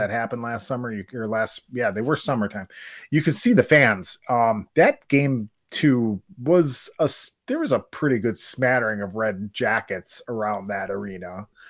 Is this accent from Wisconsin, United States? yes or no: yes; Wisconsin, United States; we're from Wisconsin